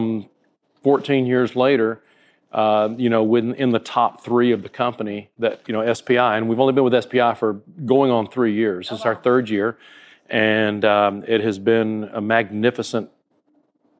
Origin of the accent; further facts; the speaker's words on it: North Alabama, United States; now in Southwest Florida, United States; I grew up in North Alabama